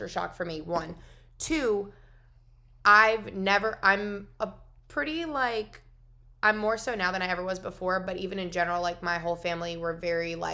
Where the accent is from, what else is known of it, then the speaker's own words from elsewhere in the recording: New York, United States; I'm from New York